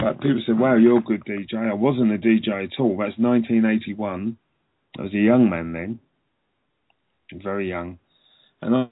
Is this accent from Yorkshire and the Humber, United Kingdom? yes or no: no; London, United Kingdom; I was a young Jamaican boy growing up in London